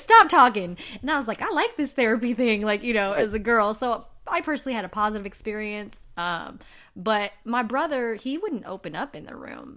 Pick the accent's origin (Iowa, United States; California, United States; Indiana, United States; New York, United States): California, United States; Inglewood; I'm from Inglewood, so mm-hmm. I grew up in the hood